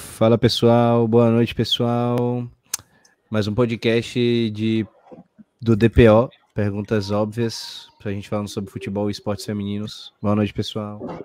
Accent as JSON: {"language": "Portuguese", "town": "Salvador", "region": "Bahia", "country": "Brazil", "said": "eu sou de Salvador"}